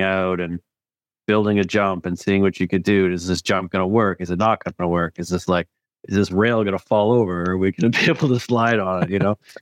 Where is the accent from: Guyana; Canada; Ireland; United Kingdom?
Canada; Parry Sound, Ontario; now in West Coast, Canada; I grew up northern, a couple hours north of Toronto in Perry Sound